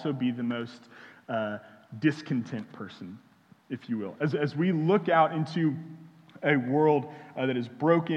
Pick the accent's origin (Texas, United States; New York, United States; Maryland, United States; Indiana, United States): Texas, United States; Houston; now in Austin, United States; I'm from Houston